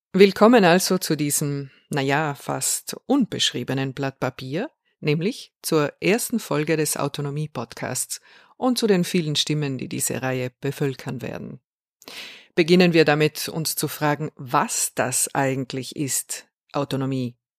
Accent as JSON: {"language": "German", "area": "South Tyrol", "region": "Trentino-Alto Adige", "country": "Italy", "said": "Ich bin eine Südtirolerin"}